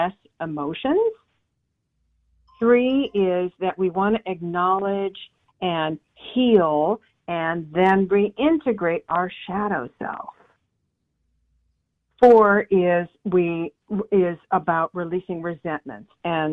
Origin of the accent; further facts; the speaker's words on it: San Diego, California, United States; I grew up in Southern California in the 70s.